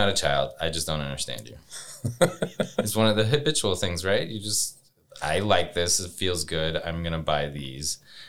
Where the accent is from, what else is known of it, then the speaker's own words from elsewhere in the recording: Louisiana, United States; moved away; When I'm from Louisiana